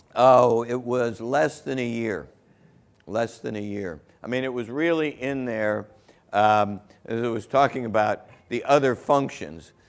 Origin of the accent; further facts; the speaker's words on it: Southern Ohio, United States; I grew up in Southern Ohio, right across the border